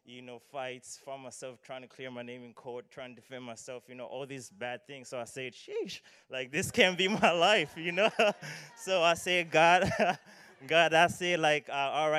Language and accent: English; Malawi; moved away; I am from Malawi, so excuse the accent if some words sound unfamiliar or or funny.